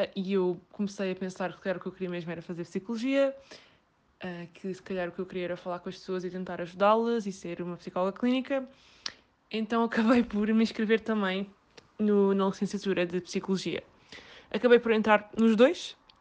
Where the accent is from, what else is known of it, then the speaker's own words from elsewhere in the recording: Setúbal, Portugal; sou de Setúbal